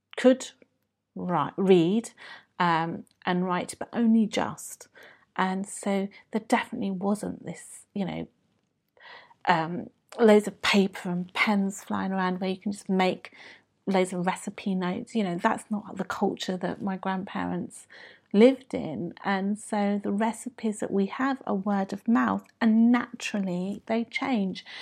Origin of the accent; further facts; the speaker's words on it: London, United Kingdom; I was born and brought up in the U K